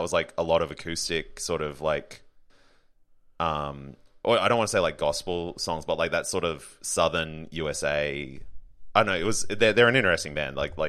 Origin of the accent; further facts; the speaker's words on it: Brisbane, Queensland, Australia; now in Sydney, Australia; So I grew up in Brisbane, Queensland. Yeah. I live in Sydney now.